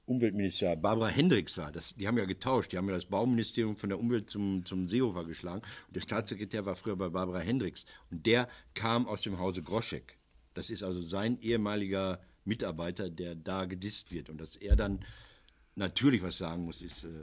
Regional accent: Recklinghausen, North Rhine-Westphalia, Germany; Die SPD meiner Heimat, Kreis Recklinghausen, die korrigiert sich auch.

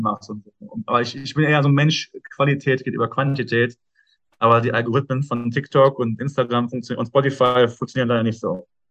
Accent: Ruhr area, North Rhine-Westphalia, Germany; Ruhrpott ist meine Heimat, wo ich herkomme

